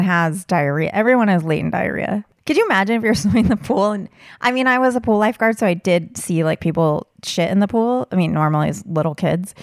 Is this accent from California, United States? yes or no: yes; Southern California, United States; I grew up in Southern California and would go to Disneyland